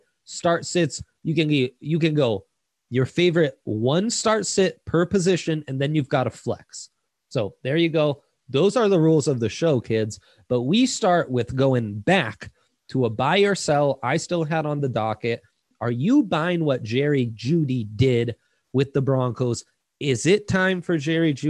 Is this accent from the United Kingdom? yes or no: no; Italy; born or raised there; now in United States